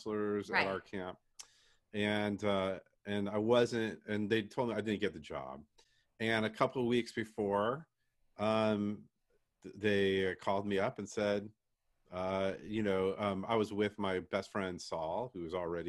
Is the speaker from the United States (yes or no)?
yes; San Diego, California, United States; I was a camper from San Diego